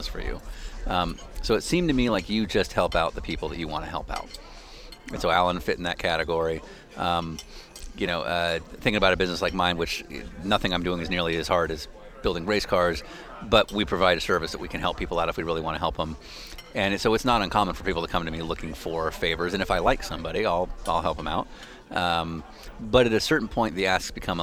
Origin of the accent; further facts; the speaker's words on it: California, United States; I'm from California.